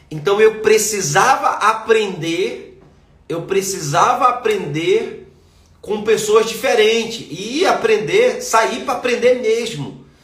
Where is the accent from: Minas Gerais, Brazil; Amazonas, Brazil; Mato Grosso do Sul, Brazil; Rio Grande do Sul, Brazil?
Amazonas, Brazil; Manaus; moved away; Por que, que eu saí de Manaus? porque eu precisava conhecer pessoas novas.